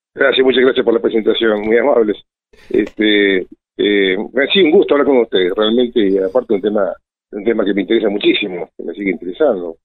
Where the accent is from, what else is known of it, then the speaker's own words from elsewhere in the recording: Esquel, Chubut, Argentina; soy nacido acá en Esquel